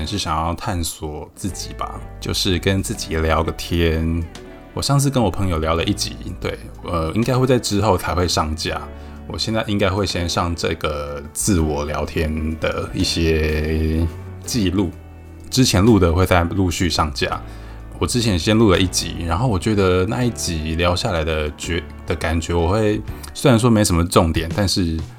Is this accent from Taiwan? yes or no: yes; Shetou, Changhua County, Taiwan; now in Taipei, Taiwan; 我是彰化人，没错，我是彰化人，在台北工作，然后今天是放年假，回到彰化社头的家里